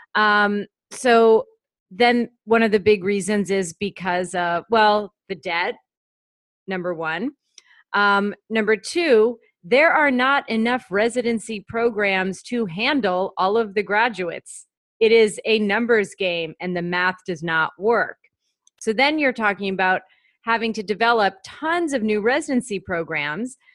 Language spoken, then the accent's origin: English; Pennsylvania, United States; I'm from Pennsylvania.